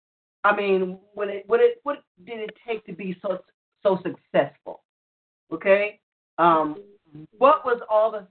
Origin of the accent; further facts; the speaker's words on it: Muskogee, Oklahoma, United States; also born or lived in Tulsa, Oklahoma; as my grandmama used to stay in Muskogee